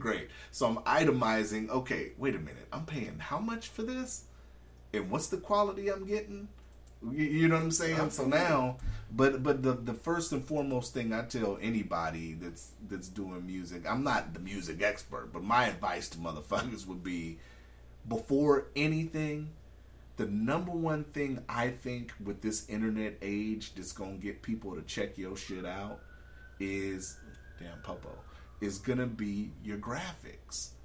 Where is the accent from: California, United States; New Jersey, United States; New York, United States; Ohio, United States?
California, United States; also born or lived in Anchorage; we're from California